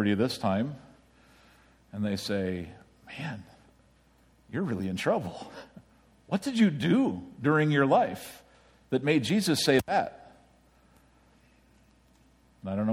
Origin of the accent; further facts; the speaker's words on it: United States; as an American